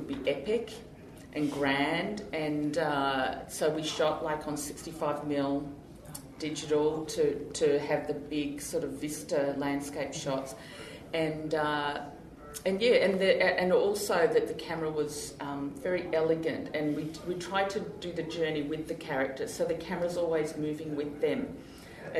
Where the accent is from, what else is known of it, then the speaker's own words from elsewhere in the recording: Australia; I'm Australian